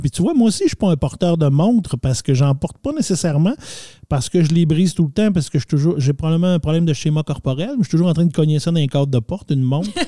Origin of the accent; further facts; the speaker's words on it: Quebec, Canada; on vient du Canada, Québec, euh, du Nord.